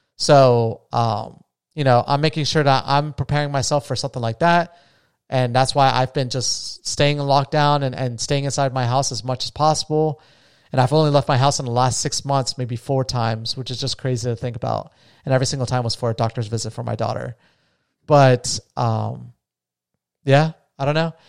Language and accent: English; Las Vegas, Nevada, United States; I'm from Vegas